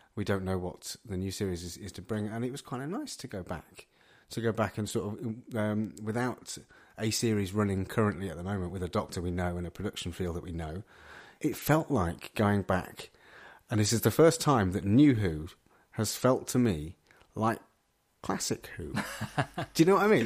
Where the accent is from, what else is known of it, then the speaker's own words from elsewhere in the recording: Midlands, United Kingdom; I can categorically say I'm not from Birmingham. uh, uh I am from the Midlands.